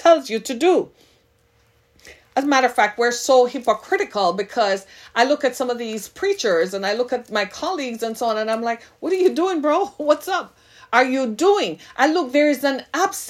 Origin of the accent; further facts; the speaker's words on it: Jamaica; now in Detroit, United States; I am Jamaican by birth, by ethnicity.